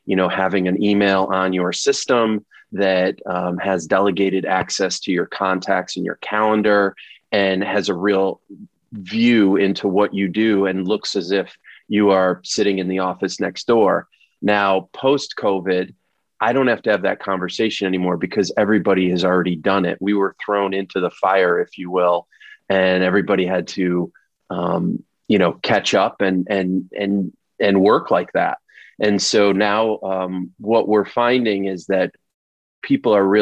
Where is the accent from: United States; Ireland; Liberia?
United States; Rochester, New York; moved away as an adult; we decided to move back to my hometown. And we realized quickly that in a town like Rochester, New York